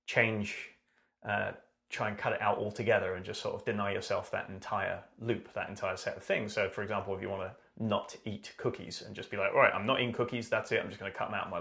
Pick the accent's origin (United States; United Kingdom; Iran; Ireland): United Kingdom; I am British